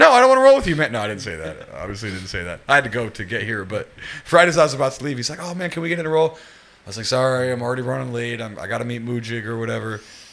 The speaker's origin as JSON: {"language": "English", "region": "West Virginia", "country": "United States", "tie": "born or raised there", "also_born_or_lived": "New York City", "moved": "yes", "lives_now": "Singapore", "said": "I'm American and people don't realize it, but I grew up in a very, very, very rural part of it. I'm from West Virginia"}